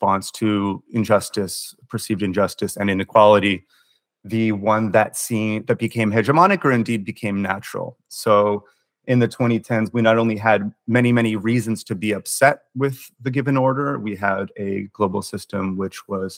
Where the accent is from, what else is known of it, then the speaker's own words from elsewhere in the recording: United States; I'm a journalist from the United States